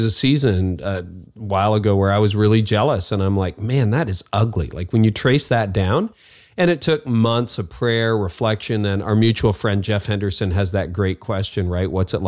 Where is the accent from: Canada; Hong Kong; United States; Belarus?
Canada; Well, I'm a Canadian.